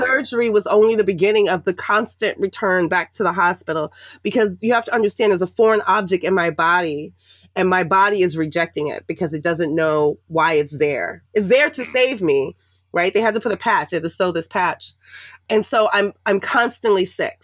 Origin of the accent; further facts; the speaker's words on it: New York City, New York, United States; moved away as an adult; also born or lived in Washington, D.C. area; I grew up in the projects in Harlem and the Bronx, um, New York City.